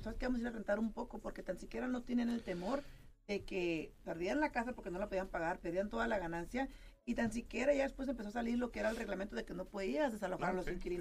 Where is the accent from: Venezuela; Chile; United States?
United States; California; moved away as an adult; now in Las Vegas, United States; yo soy originaria de California